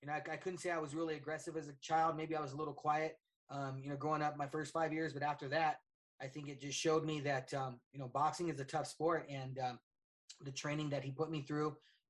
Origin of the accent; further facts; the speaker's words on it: Colorado, United States; I was born and raised here in Colorado